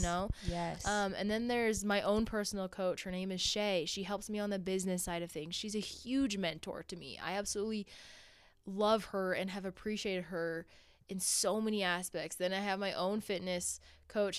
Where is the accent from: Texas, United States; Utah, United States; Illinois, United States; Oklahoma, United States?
Utah, United States; Orem; I grew up in Orem, Utah, not too far from here.